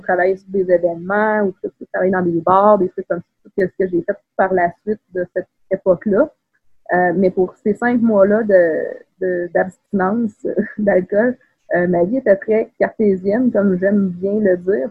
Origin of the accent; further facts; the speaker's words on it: Quebec City, Quebec, Canada; moved away as an adult; also born or lived in Saint-Élie-de-Caxton; je viens de la ville de Québec. J'ai grandi à Beauport